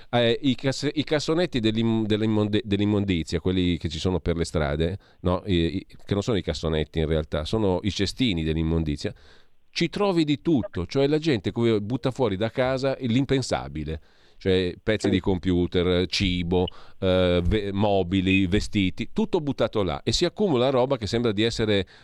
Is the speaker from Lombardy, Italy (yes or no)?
yes; Milan, Lombardy, Italy; Io sono milanese arioso sì. perché sono nato fuori Milano, ma poi studiato e vissuto qua.